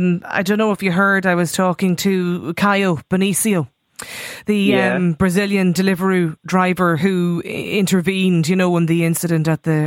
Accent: Ireland; I'm an immigrant in another country and being Irish is an enormous privilege, but the events of last night do not give a good image to our beautiful nation.

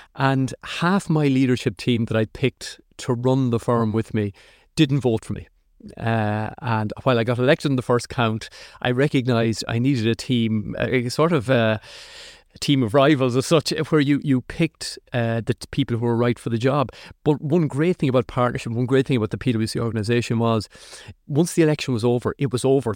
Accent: Athlone, Leinster, Ireland; moved away; I grew up in Athlone, which was, you know, a Midlands town.

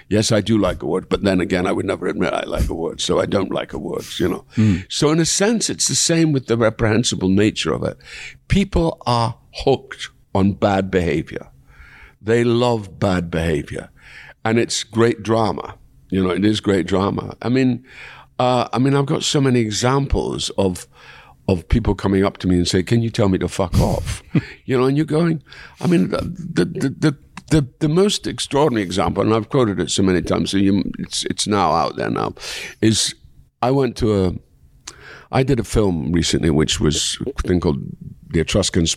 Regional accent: Dundee, Scotland, United Kingdom; going back to my hometown

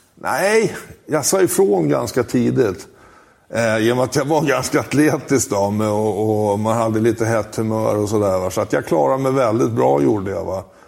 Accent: Huddinge, Stockholm County, Sweden; also born or lived in Italy; Jag är en vanlig Stockholmskille. Jag kommer från Huddinge.

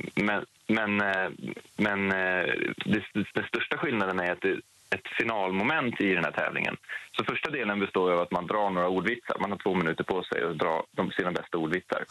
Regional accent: Stockholm, Stockholm County, Sweden; jag har ju vunnit i Stockholm nu och det är ju min hemort

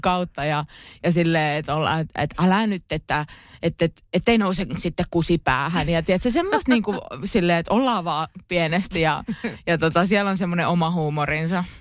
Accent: Pori, Satakunta, Finland; kun on Poris kasvanut

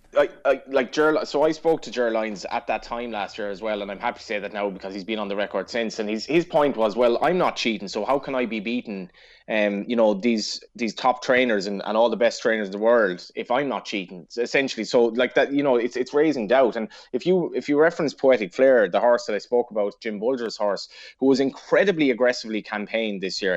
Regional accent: Ireland; as Irish sports fans just effectively born and raised

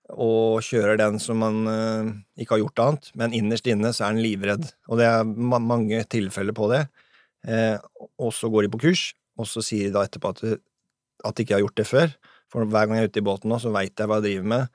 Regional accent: Sandefjord, Vestfold, Norway; hjemme i Sandfjordsfjorden

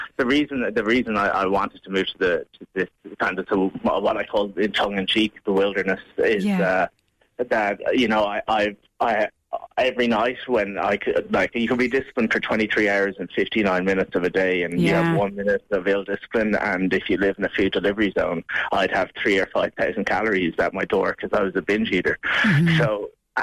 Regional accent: Mallow, Munster, Ireland; moved away as an adult; now in Spain; I'm from Mallow in Cork.

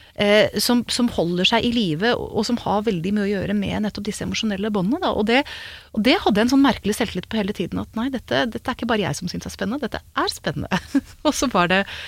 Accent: Hokksund, Buskerud, Norway; gikk liksom rundt langs åkeren hjemme i Hokksund

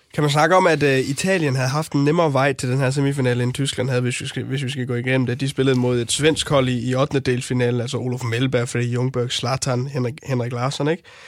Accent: North Jutland, North Denmark Region, Denmark; min opvækst i Nordjylland

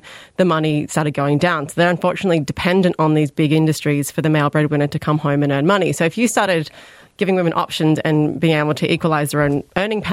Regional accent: Sydney, New South Wales, Australia; now in Ireland; I'm from Western Sydney. That's my hometown

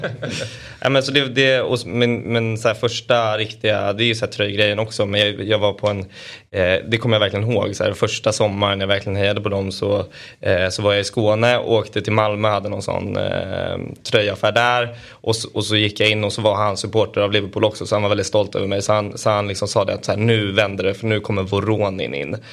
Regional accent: Denmark; jag är dansk

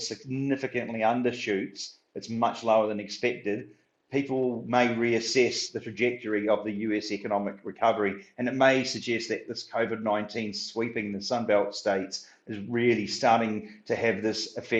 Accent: New Zealand; moved away; I'm from New Zealand

